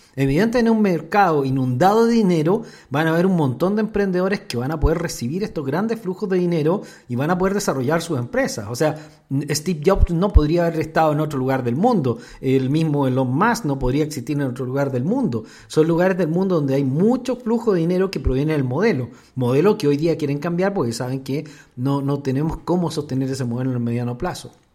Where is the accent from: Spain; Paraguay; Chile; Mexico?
Chile; yo soy chileno